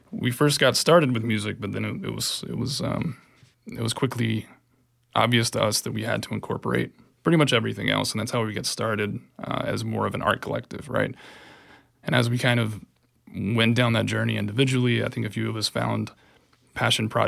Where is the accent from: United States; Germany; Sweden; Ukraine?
United States; Wilkes County, North Carolina; moved away as an adult; Originally, uh, Western North Carolina, a place called Wilkes County, sort of in the mountains, the foothills.